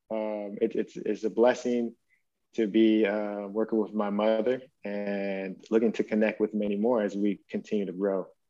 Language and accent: English; Stockton, California, United States; we were growing up in Stockton, California